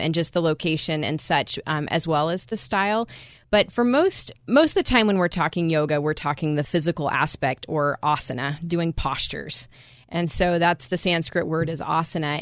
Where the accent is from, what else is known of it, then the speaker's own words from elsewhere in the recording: United States; as American